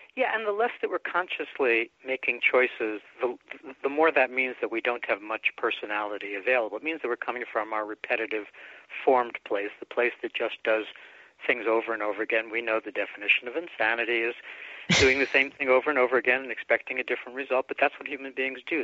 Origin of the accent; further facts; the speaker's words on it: New York City, New York, United States; also born or lived in Bronx, New York; my mom and I moved out to Brooklyn from the Bronx uh, when I was about five or so, and then I had a very quiet time thereafter with just my mom